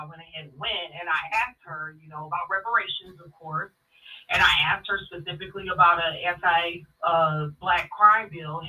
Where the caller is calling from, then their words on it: Detroit, Michigan, United States; from Detroit.